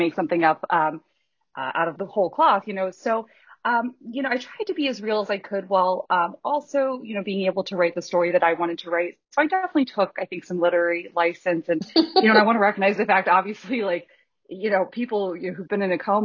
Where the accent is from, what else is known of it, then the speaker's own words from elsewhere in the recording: Columbus, Ohio, United States; now in Cleveland, United States; I grew up outside of Columbus myself